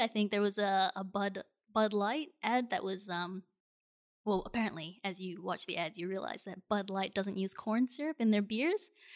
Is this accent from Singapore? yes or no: yes; Singapore; born or raised there